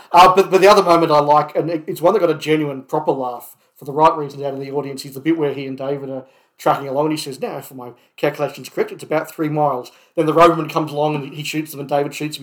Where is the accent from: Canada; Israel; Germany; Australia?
Australia; growing up in Australia